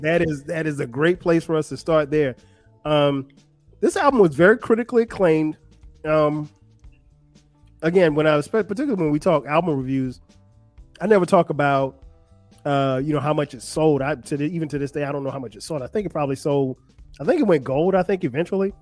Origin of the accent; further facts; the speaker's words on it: Florence, South Carolina, United States; my hometown of Florence, South Carolina